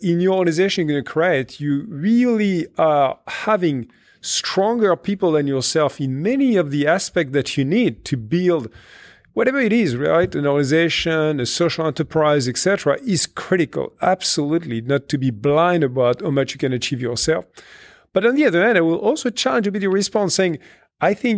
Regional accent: France; in my home country in France

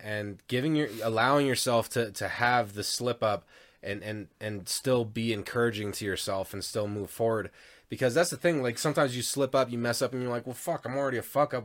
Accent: Denver, Colorado, United States; also born or lived in Parker, Colorado; I grew up in Denver, and then we moved out to East Parker, like, ten miles east of Parker

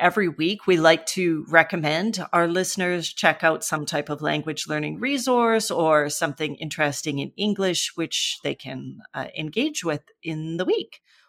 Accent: Canada; I had grown up with bartender growing up in Canada and never even thought about it.

